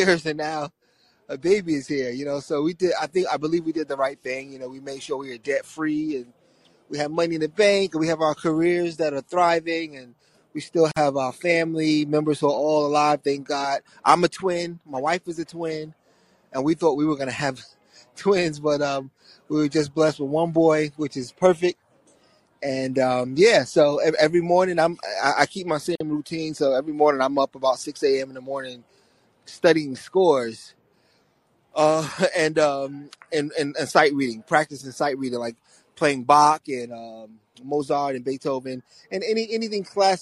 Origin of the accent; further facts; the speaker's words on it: New York, United States; now in Los Angeles, United States; I live in L.A. now. I'm from New York